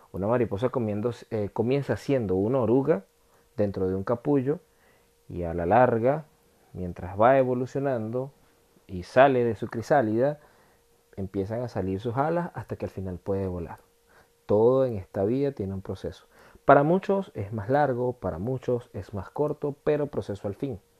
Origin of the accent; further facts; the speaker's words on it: Venezuela; accent: Venezuelan; now in France; siempre voy a tener mi acento latino o venezolano, pero lo domino bastante bien en comparación a cuando yo llegué acá a Francia hace tres años y medio